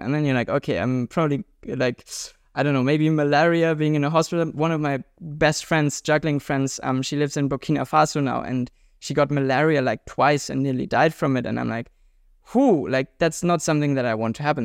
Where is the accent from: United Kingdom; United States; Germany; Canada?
Germany; we Germans